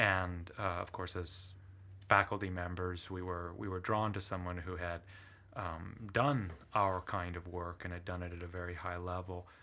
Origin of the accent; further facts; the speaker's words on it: Shaw Island, Washington, United States; first language Italian; English is a second language; also born or lived in Brindisi, Italy; I grew up on Shaw Island, uh, had an, uh, population of about a hundred and eighty people